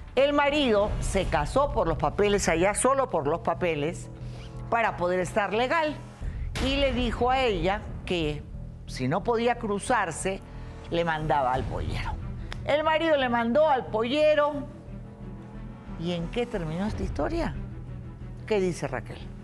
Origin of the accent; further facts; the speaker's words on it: Acapulco, Guerrero, Mexico; mis padres me engendraron en, Acapulco, por tanto yo soy de ahí